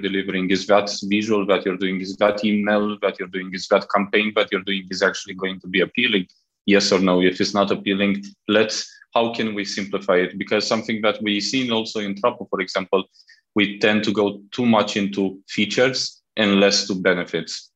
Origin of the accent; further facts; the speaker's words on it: Romania; moved away as an adult; also born or lived in Southeast Asia; now in Malaysia; I'm originally from Romania